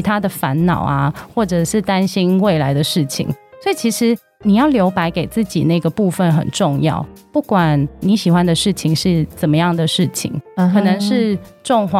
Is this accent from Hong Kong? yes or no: yes; Hong Kong; moved away; 那其实我是香港人，之前在香港从事创意企划的工作。